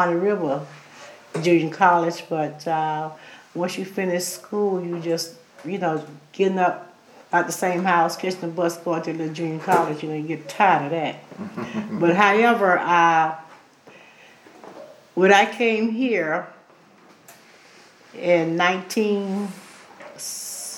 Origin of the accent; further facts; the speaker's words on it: Jefferson County, Florida, United States; moved away as an adult; now in Hobe Sound, United States; I was born in Jefferson County, Florida